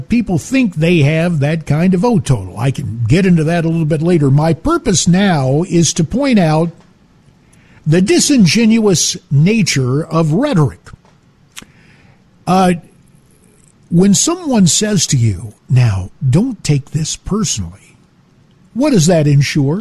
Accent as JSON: {"language": "English", "region": "Arizona", "country": "United States", "said": "my home state of Arizona"}